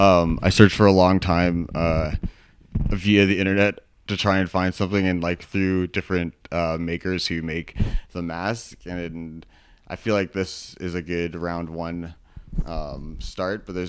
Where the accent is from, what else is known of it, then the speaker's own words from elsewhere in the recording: Vancouver, British Columbia, Canada; also born or lived in Edmonton; now in Calgary, Canada; I'm actually originally from Vancouver